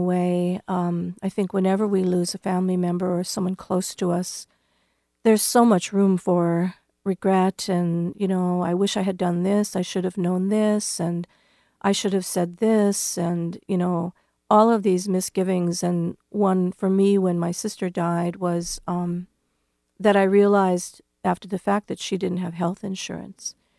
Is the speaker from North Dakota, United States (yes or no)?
yes; North Dakota, United States; now in Iowa, United States; my home state of North Dakota